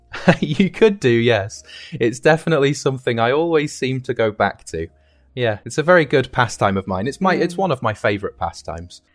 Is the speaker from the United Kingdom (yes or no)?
yes; United Kingdom; moved away as an adult; now in Shandong, China; I'm from the UK.